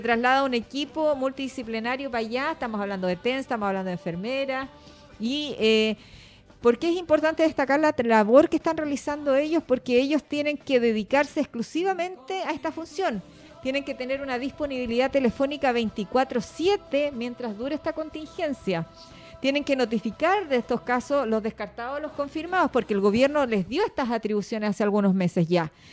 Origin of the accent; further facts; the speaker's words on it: Chile; Nosotros los chilenos